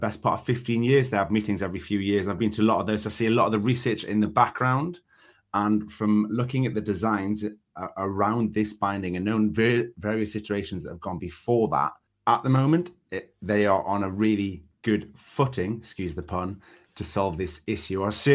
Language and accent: English; the north of England, United Kingdom; I'm Northern